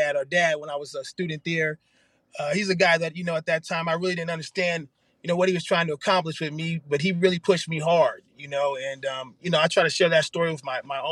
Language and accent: English; San Jose, California, United States; moved away as an adult; now in Arizona, United States; I was from San Jose, California, the Bay Area